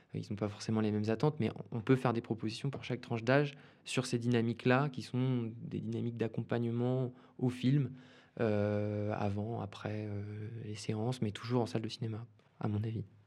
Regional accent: Bordeaux, Nouvelle-Aquitaine, France; moved away; also born or lived in Sweden / Saint-Denis; je, viens de Bordeaux à l'origine. Euh, j'ai passé une partie de mon enfance là-bas

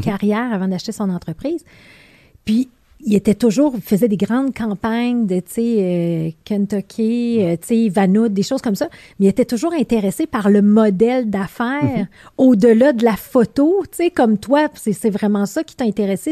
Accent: Beauce, Quebec, Canada; now in Montreal, Canada; on vient tous les deux de la Beauce

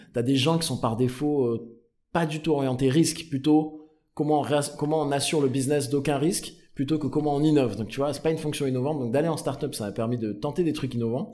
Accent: Aix-en-Provence, Provence-Alpes-Côte d'Azur, France; moi je viens du Sud, je suis né et grandi avec Aix-en-Provence

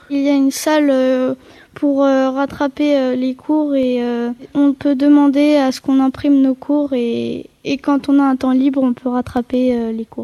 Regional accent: Versailles, Île-de-France, France; j'ai 13 ans et euh, je viens de Versailles

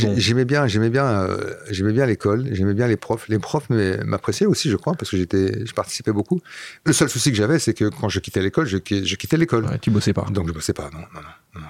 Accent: Flanders, Belgium; first language Flemish; French is a second language; moved away; also born or lived in Paris region, France; J'ai grandi là-bas, donc la première langue que j'ai parlé c'était le flamand

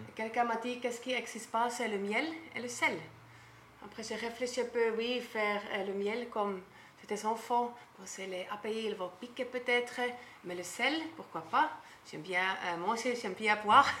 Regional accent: German-speaking Switzerland, Switzerland; accent: Swiss German; French is a second language; moved away as an adult; also born or lived in Bora Bora, French Polynesia; now in French Polynesia; je viens de la Suisse, Suisse allemand. Comme ça, je ne peux pas cacher mon accent

